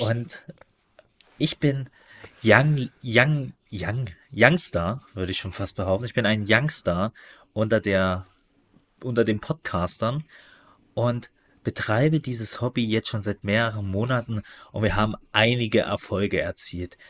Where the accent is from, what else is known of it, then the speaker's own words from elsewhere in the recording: East Germany, Germany; als Ostdeutscher bin ich